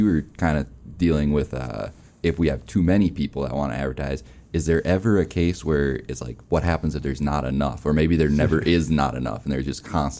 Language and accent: English; Minnesota, United States; So I'm from Minnesota originally. I don't have the accent, at least I try not to.